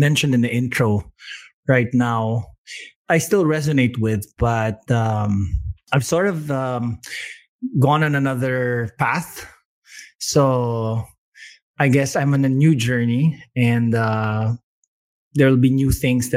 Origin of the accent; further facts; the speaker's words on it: Manila, Metro Manila, Philippines; also born or lived in Baguio City, Philippines; I was born in Baguio City, one of the few people born in that city. And when I was young, we moved to Manila when my parents split up, but managed to go to La Salle